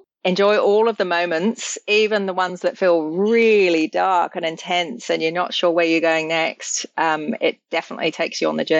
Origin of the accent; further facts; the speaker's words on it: England, United Kingdom; born there; I was born in England, and I'm very firmly English in my bathness.